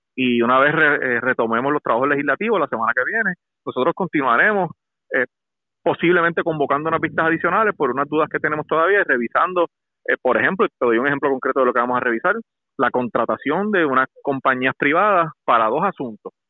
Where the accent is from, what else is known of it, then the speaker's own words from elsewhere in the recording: Puerto Rico; lo que está pasando en mi país